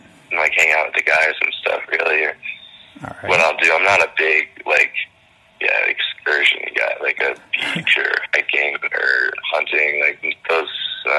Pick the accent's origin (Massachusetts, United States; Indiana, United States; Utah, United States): Massachusetts, United States; Boston; born there; I was born in the Boston area, and all my family's Red Sox fans.